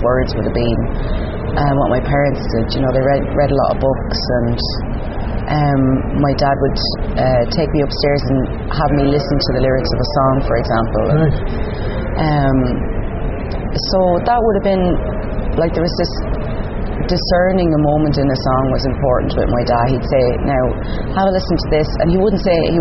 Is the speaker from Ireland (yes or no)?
yes; Enniscorthy, County Wexford, Ireland; moved away as an adult; also born or lived in Dublin; now in Berlin, Germany; I did a one-year course in my hometown, Enniscorthy